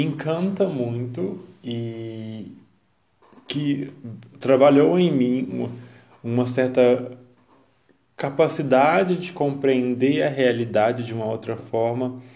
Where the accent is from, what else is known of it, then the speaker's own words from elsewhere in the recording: Brazil; nós, enquanto brasileiros